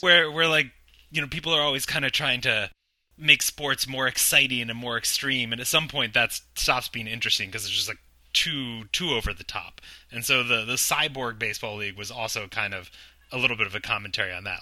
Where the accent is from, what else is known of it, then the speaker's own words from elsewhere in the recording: Virginia, United States; moved away as an adult; now in New York City, United States; I'm from Virginia